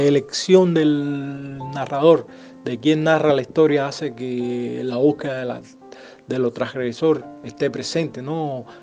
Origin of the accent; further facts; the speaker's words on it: Havana, Cuba; moved away; also born or lived in Cienfuegos; Yo nací en Ciudad de La Habana